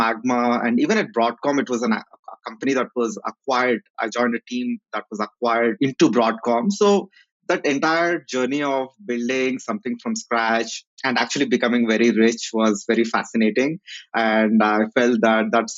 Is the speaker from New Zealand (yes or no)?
no; Kurnool, Andhra Pradesh, India; I'm from a place called Karnool in Andhra Pradesh